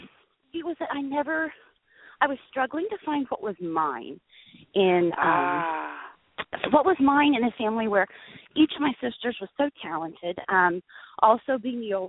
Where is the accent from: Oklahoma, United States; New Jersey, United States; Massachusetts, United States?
Oklahoma, United States; Perry; also born or lived in Stillwater, Oklahoma; I grew up in mostly small town Oklahoma. Most of my years were spent in Perry, Oklahoma